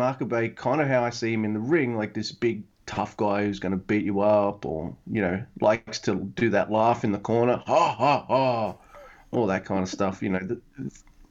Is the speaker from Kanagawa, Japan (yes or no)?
yes; Kanagawa, Japan; I found some amazing places in my hometown area around... Fuck. Kanagawa.